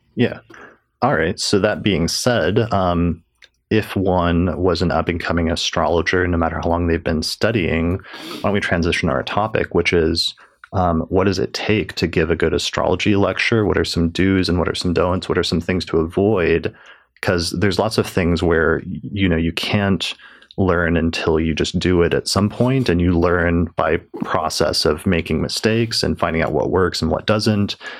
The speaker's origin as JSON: {"language": "English", "town": "Denver", "region": "Colorado", "country": "United States", "tie": "born or raised there", "said": "not far from Denver, from my hometown"}